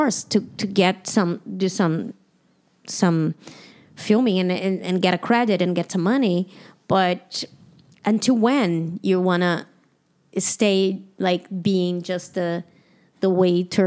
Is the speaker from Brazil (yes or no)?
yes; Brazil; English is a second language; moved away as an adult; also born or lived in Toronto / United States; I'm from Brazil. I grew up as a woman in Brazil.